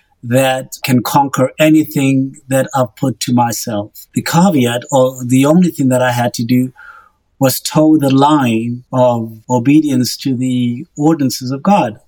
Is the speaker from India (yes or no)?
no; Botswana; moved away as an adult; now in Oklahoma, United States; I grew up in Botswana